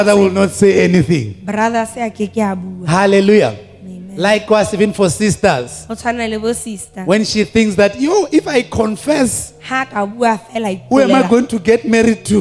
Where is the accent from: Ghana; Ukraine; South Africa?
South Africa; Venda, Limpopo; moved away as an adult; now in Lesotho; I was born in Las Vendas, a place called Las Vendas in South Africa.